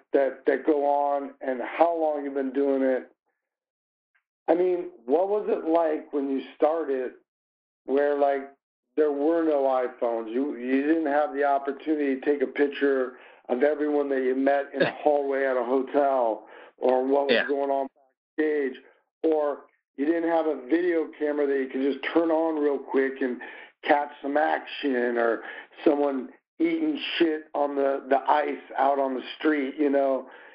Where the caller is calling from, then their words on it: Des Moines, Iowa, United States; I'm calling you from Des Moines, Iowa.